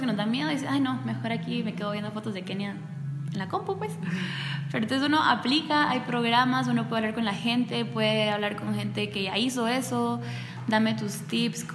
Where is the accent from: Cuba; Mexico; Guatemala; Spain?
Guatemala; moved away as an adult; now in Taiwan; mi propósito es siempre regresar a, mi tierra